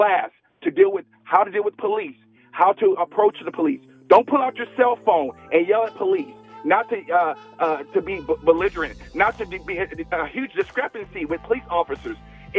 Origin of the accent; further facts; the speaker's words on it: Hacienda Heights, California, United States; moved away as an adult; I moved here from California 2 years ago